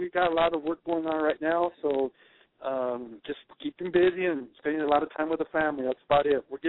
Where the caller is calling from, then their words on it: Las Cruces, New Mexico, United States; I'm calling from Las Cruces, New Mexico.